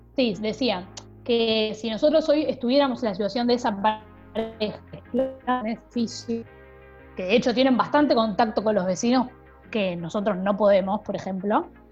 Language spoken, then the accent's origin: Spanish; Argentina; siendo argentinos